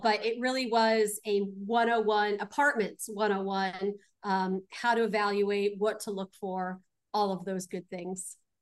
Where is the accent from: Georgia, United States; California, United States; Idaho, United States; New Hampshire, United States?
California, United States; Glendale; I was born out in Glendale